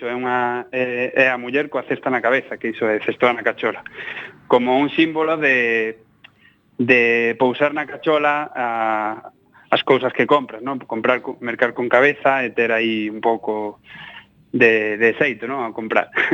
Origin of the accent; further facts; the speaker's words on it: Almería, Andalusia, Spain; moved away; also born or lived in Granada; Eu son de Almería